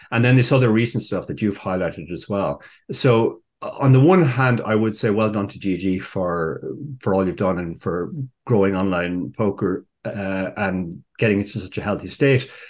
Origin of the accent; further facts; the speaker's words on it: Ireland; we Irish prefer the English